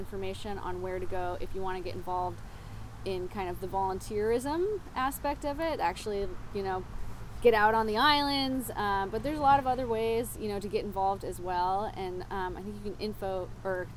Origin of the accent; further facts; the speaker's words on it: Yarmouth, Maine, United States; I grew up in Yarmouth, so it really feels like kind of a singular spot